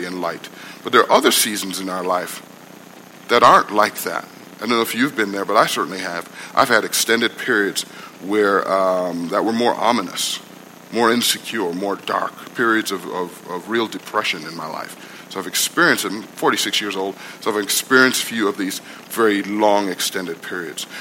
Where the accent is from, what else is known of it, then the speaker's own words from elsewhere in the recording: New York City, New York, United States; also born or lived in Guyana; I grew up in Brooklyn